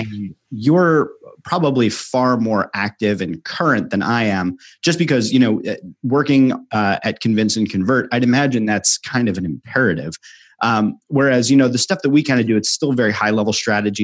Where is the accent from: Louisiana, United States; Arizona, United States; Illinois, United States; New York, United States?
New York, United States; now in Philadelphia, United States; growing up in New York and living in Philadelphia